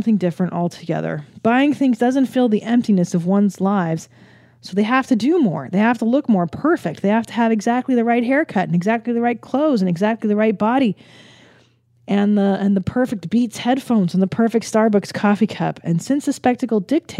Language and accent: English; California, United States; growing up in California